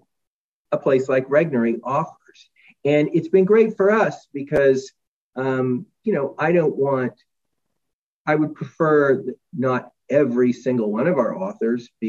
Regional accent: Texas, United States; moved away; folks I grew up with in Texas

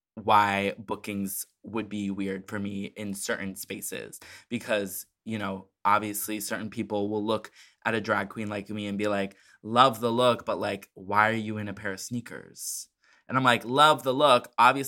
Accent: Chicago, Illinois, United States; from Chicago

